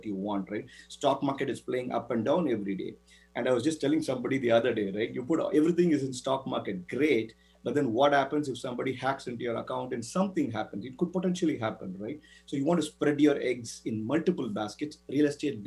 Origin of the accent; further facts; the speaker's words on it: Chennai, Tamil Nadu, India; moved away as an adult; also born or lived in Florida, United States; now in United States; Chennai, my hometown in India